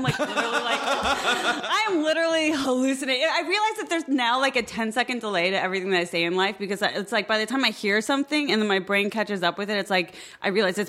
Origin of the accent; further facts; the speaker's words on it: Midwest, United States; I didn't grow up in Los Angeles. And it's I come from the Midwest